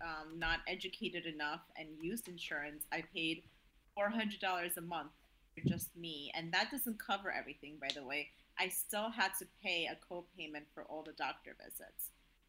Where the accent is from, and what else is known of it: Azerbaijan; now in United States